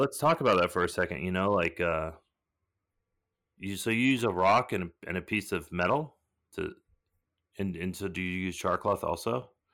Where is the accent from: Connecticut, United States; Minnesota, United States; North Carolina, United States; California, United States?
California, United States; Southern; I was born in Southern California